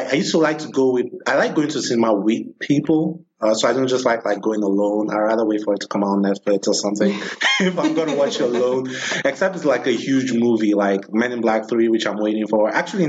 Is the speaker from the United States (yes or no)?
no; Nigeria; I'm from Nigeria